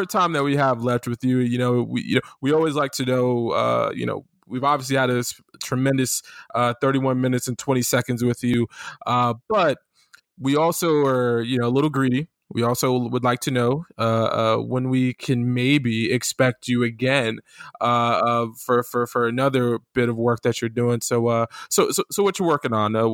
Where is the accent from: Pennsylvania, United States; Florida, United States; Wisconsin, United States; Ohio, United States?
Florida, United States; I'm from Florida, right? I, I was born and raised in Florida, and my family's from the Carolinas.